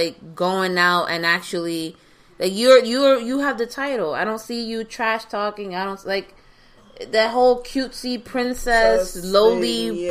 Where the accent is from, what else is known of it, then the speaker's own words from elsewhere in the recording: New York, United States; No, listen, as a New Yorker, I can make that joke.